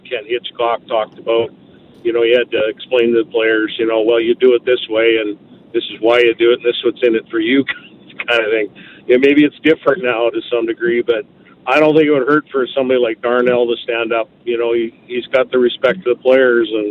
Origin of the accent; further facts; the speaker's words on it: Central Alberta, Canada; I'm from Central Alberta